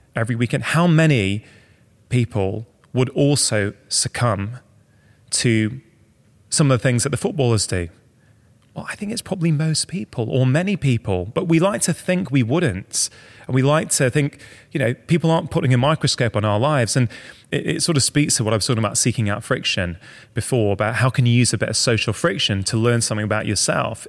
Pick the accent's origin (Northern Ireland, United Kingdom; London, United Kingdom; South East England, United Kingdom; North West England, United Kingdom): North West England, United Kingdom; Manchester; I grew up in Manchester